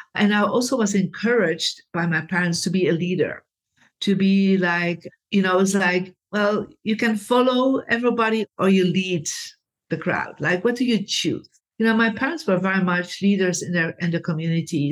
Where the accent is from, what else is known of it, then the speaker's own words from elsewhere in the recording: Belgium; I come from Belgium, Catholic family